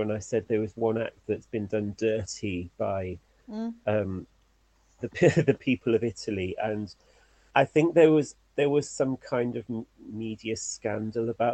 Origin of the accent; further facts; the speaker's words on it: United Kingdom; As a British person